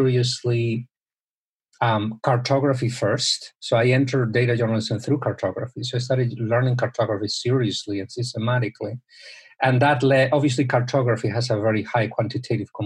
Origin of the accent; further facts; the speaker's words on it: Spain; moved away; I'm originally from Spain